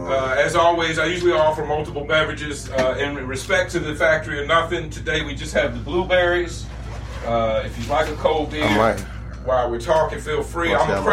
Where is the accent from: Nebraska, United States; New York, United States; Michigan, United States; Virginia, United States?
Virginia, United States; Richmond; moved away as an adult; now in Arizona, United States; I grew up in Richmond, Virginia